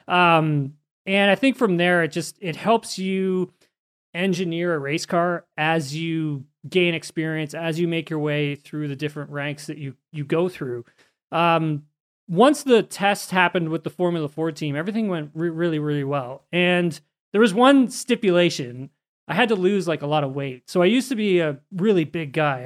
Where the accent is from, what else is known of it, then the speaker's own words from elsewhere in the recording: Canada; we're both Canadian